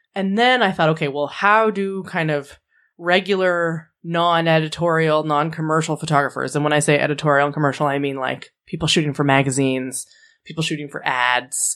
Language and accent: English; Canada; 'cause we're all Canadian.